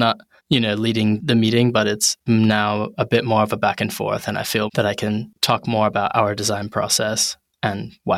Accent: New Haven, Connecticut, United States; moved away as an adult; now in London, United Kingdom; And I'm originally from New Haven, Connecticut. Big shout to New Haven.

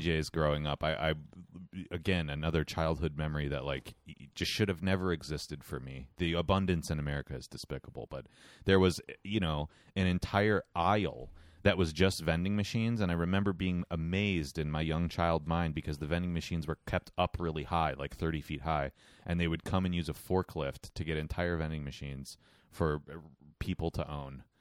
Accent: United States; I'm an American

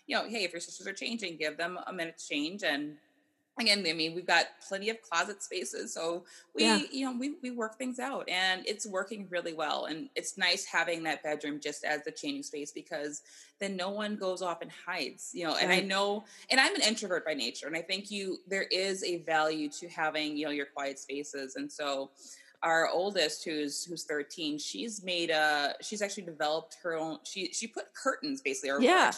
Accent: Wisconsin, United States; now in California, United States; I'm from Wisconsin originally

